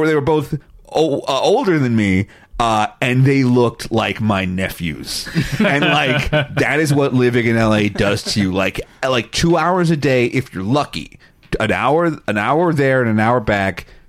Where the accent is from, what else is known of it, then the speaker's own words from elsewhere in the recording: Long Island, New York, United States; moved away as an adult; also born or lived in Boston / Los Angeles; now in Ventura County, United States; I'm originally from Long Island, New York